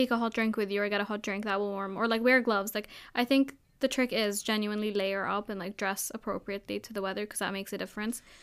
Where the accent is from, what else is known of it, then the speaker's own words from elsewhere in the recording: Abu Dhabi, United Arab Emirates; I grew up in Abu Dhabi, everyone going out to see the fireworks and stuff.